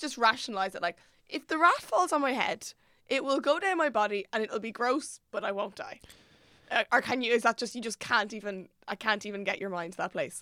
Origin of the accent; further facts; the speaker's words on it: Ireland; moved away as an adult; now in Dublin, Ireland; I'm from Llangarry, I had to move up to Dublin for college